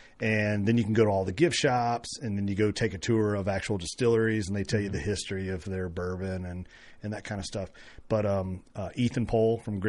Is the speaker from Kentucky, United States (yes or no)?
yes; near Woodford Reserve and Wild Turkey, Kentucky, United States; moved away; I grew up 5-6 miles from, you know, Woodford Reserve and 10